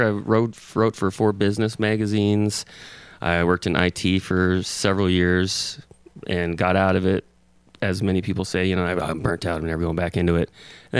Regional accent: Tacoma, Washington, United States; I was born here in Tacoma back in '73, and went to Tacoma Baptist High School and played several sports.

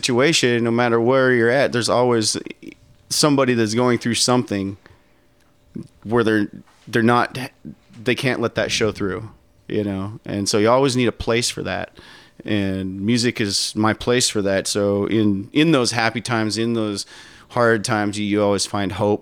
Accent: Wyoming, United States; now in Seattle area, United States; I'm from Wyoming. Like you said, red dirt. There's red dirt gullies everywhere out there

